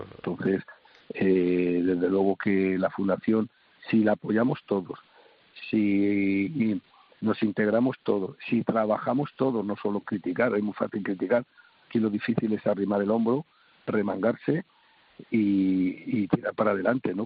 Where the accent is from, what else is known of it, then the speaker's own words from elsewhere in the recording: Spain; somos los españoles